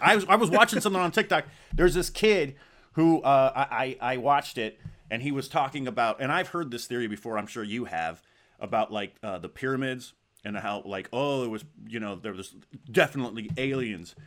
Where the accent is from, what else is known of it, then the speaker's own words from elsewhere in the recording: Arizona, United States; growing up in Zona